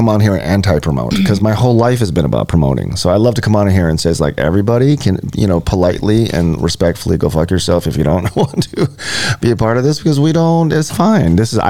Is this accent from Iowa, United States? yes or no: no; Hawaii, United States; And I am Hawaiian. So, Polynesian. I'm Polynesian.